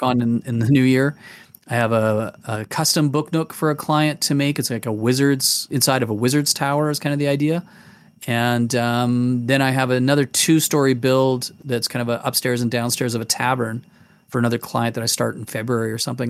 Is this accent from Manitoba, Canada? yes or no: yes; Manitoba, Canada; also born or lived in England; now in Calgary, Canada; we came from England and moved to Manitoba, and I grew up in Manitoba as a kid